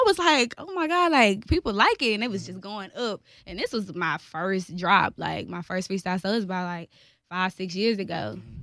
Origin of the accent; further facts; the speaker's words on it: Houston, Texas, United States; I'm from Houston, Texas, that North Side ex home. And I've been here all my life